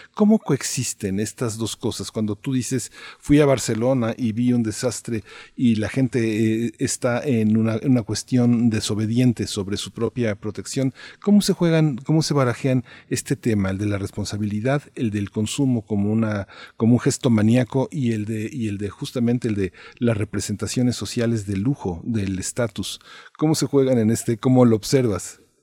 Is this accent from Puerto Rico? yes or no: no; Mexico; nosotros somos mexicanos